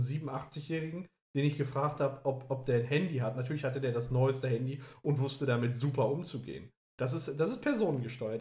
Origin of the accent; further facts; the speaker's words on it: Gelsenkirchen, North Rhine-Westphalia, Germany; now in Oberhausen, Germany; meine Heimat anschaue. Gelsenkirchen-Bur beispielsweise, damit, äh, da fühle ich mich richtig heimisch oder inzwischen hier auch in Oberhausen